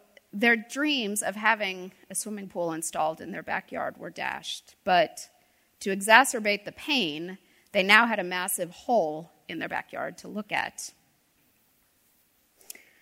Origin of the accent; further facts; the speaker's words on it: D.C., Northern Virginia, United States; now in North Carolina, United States; I grew up outside of Washington, D.C. in Northern Virginia